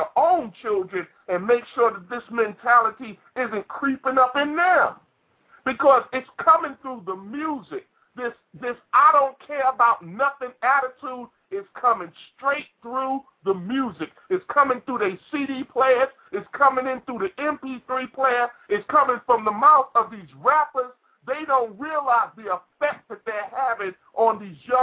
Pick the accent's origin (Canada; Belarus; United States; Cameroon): United States; New York City, New York; I came out of Brooklyn, New York. I came from Brownsville